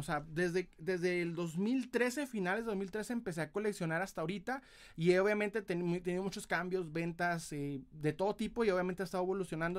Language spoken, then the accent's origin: Spanish; Ciudad Juárez, Chihuahua, Mexico; soy de Ciudad Juárez, Chihuahua, aquí en Chihuahuita